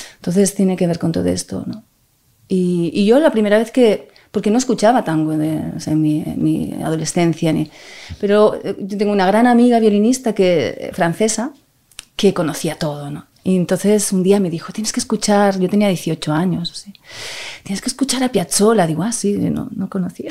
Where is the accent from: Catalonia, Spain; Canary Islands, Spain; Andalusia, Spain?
Catalonia, Spain; Barcelona; he nacido en Barcelona